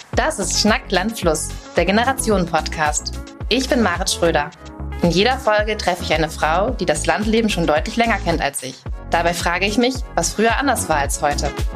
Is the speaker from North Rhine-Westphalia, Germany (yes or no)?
no; Schleswig-Holstein, Germany; moved away; Also ich komme ursprünglich aus Schleswig-Holstein, da habe ich auch auf einem äh, Hof gewohnt